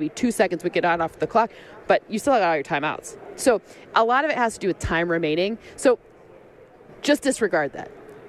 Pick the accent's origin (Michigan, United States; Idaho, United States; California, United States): Michigan, United States; I'm from Michigan. my hometown people will be mad at me.